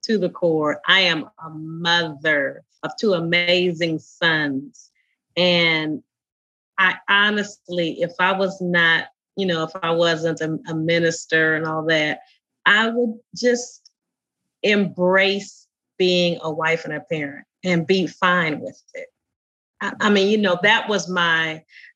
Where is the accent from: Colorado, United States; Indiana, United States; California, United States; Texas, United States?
Indiana, United States; Indianapolis; the little girl growing up in Indianapolis